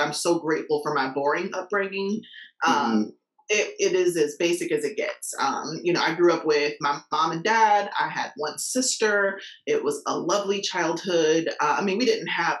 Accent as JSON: {"language": "English", "town": "Indianapolis", "region": "Indiana", "country": "United States", "said": "I'm from Indianapolis, Indiana"}